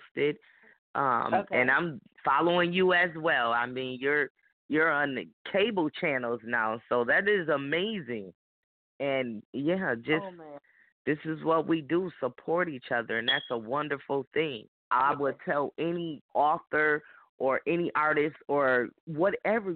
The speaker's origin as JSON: {"language": "English", "town": "Rochester", "region": "New York", "country": "United States", "said": "I'm from Rochester, New York"}